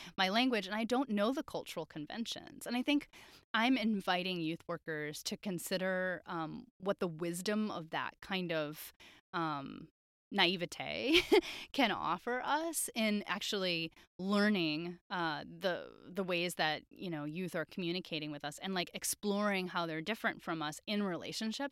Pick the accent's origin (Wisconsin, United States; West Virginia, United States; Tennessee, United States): Wisconsin, United States; growing up in Wisconsin